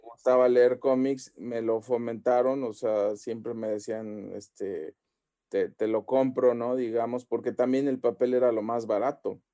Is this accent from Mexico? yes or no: yes; Xalapa, Veracruz, Mexico; moved away; yo por ejemplo soy de Jalapa, entonces allá la mentalidad allá es súper así pequeñita